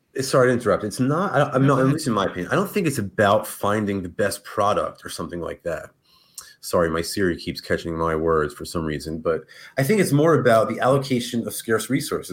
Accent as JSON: {"language": "English", "region": "New Jersey", "country": "United States", "tie": "born or raised there", "said": "I grew up in like in North Jersey"}